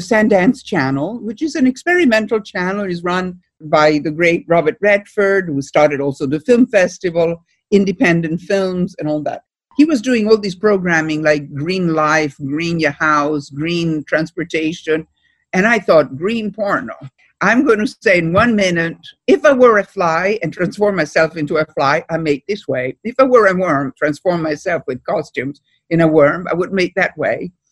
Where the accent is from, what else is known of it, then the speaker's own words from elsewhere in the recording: Italy; also born or lived in Bellport, Long Island; now in Long Island, United States; the way I grew up in Italy